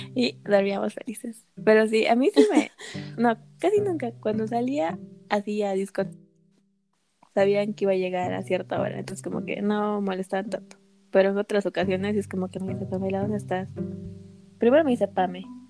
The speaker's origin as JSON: {"language": "Spanish", "region": "Arequipa", "country": "Peru", "said": "me sentía realizada como arequipeña"}